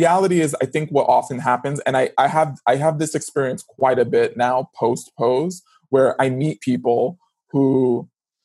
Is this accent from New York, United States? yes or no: yes; New York City, New York, United States; I grew up in the Bronx in New York City